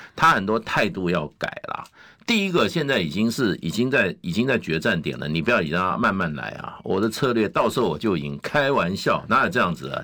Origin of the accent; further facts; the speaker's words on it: Taiwan; 我在台湾 这个好土生土长长长大